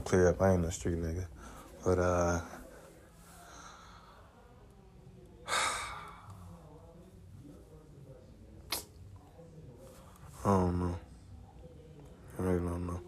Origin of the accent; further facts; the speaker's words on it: Decatur, Georgia, United States; I'm from Decatur, East Atlanta, Zone 6